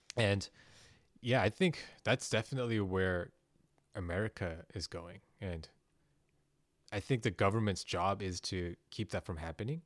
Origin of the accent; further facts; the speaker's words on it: South Korea; moved away; I'm from Korea